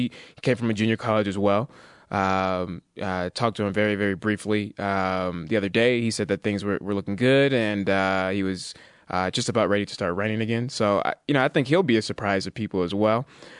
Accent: Bay Area, California, United States; it's my hometown Bay Area.

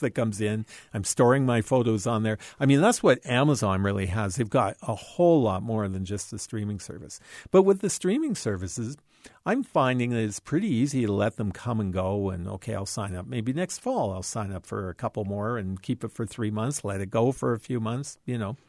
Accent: Canada; as a Canadian

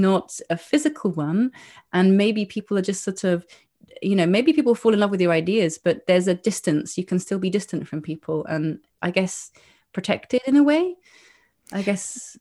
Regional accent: England, United Kingdom; moved away as an adult; now in Granada, Spain; growing up in England

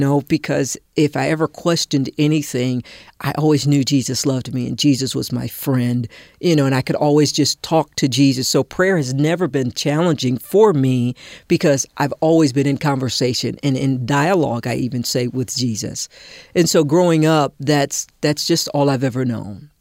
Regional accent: South Carolina, United States; I was born in South Carolina, and I lived in a community called the Holy Woods

